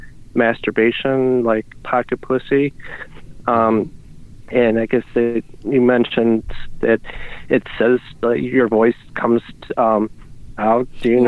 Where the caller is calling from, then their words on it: Ohio, United States; I'm from Ohio.